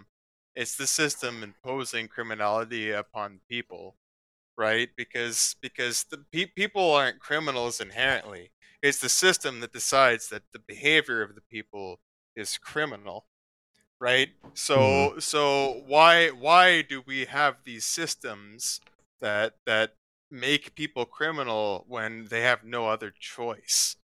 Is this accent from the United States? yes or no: no; Ontario, Canada; I'm from Ontario, Canada.